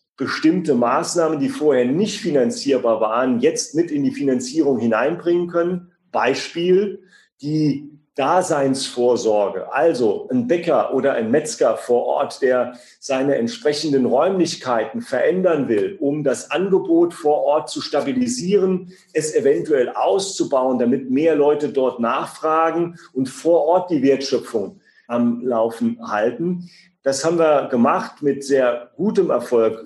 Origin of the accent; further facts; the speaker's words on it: Siersburg, Saarland, Germany; Wir haben in meinem Heimatort wie selbstverständlich auch eine gebundene Ganztagsgrundschule, die sogar bilingual französisch ausgerichtet ist